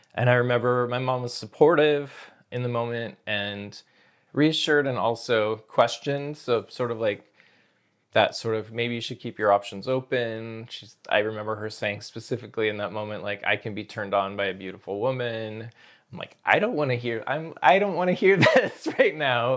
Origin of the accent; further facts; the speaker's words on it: Snohomish County, Washington, United States; also born or lived in Seattle; I was born in Seattle, and then grew up north of Seattle, uh, in Snohomish County